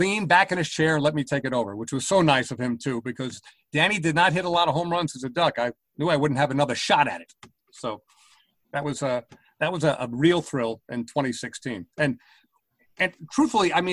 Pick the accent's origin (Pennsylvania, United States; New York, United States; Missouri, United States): New York, United States; North Valley Stream; also born or lived in Brooklyn, New York / Queens, New York; growing up in North Valley Stream, although I was born in Brooklyn, lived in Queens for a while, but basically North Valley Stream, Western Nassau